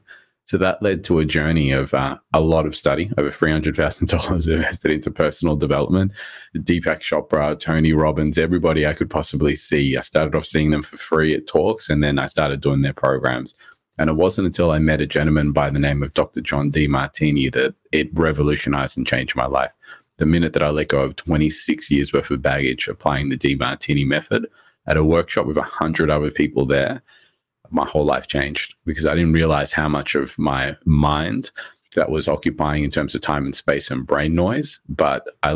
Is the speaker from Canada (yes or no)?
no; Australia; English is a second language; also born or lived in Rodrigues, Mauritius; I came to Australia, I was about 4 years old. My parents bought us from Mauritius